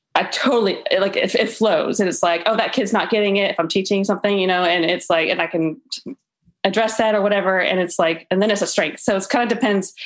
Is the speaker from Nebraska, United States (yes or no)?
no; Tallahassee, Florida, United States; I'm from Tallahassee, Florida